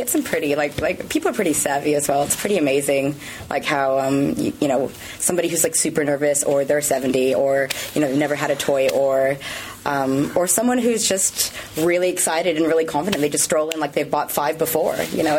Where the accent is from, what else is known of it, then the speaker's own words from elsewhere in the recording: California, United States; accent: American; moved away as an adult; also born or lived in Australia; now in Sydney, Australia; So if I am from the States. I'm from California originally, but but I'm Aussie as well now.